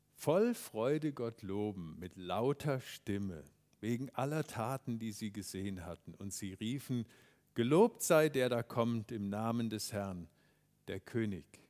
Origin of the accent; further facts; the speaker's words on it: Germany; wir Deutschen